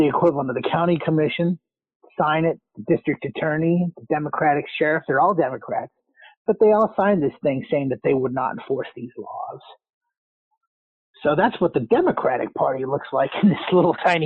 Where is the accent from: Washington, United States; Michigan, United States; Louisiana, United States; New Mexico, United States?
New Mexico, United States; I'm originally from New Mexico